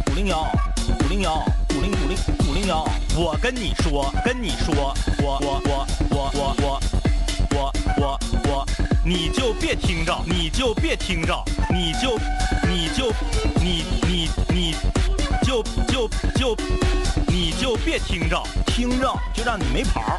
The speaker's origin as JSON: {"language": "Chinese", "town": "Changtu", "region": "Liaoning", "country": "China", "said": "我是昌图的。"}